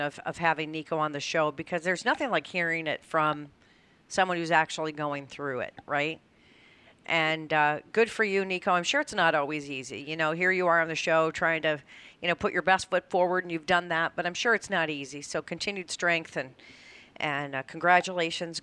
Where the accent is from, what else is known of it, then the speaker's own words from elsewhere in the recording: Colorado, United States; I grew up in Colorado